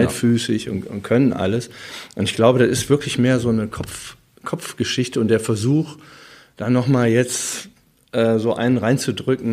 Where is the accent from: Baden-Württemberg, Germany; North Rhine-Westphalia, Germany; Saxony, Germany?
North Rhine-Westphalia, Germany; Wuppertal; ich wohnte am Norxholchen, äh, so, so eine Siedlung in der Nähe ähm, am Röttgen, Öllendal